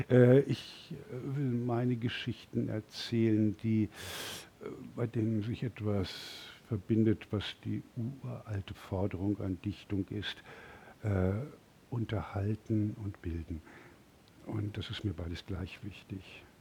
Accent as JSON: {"language": "German", "town": "Munich", "region": "Bavaria", "country": "Germany", "said": "Ich komme aus München, der kleinen Königsstadt und hier die Kaiserstadt."}